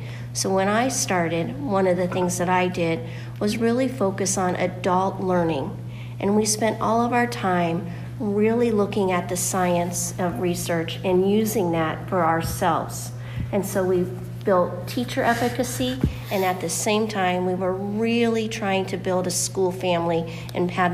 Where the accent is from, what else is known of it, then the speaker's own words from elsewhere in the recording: Florida, United States; moved away as an adult; now in Michigan, United States; I am from Florida, but I moved up to Michigan about 20 years ago